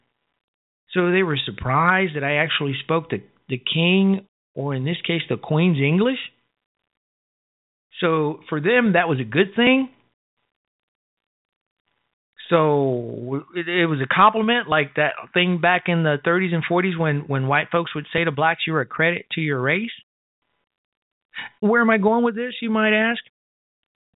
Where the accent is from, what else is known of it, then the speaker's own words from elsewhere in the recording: Chicago, Illinois, United States; moved away; I'm from Chicago. I'm from the South Side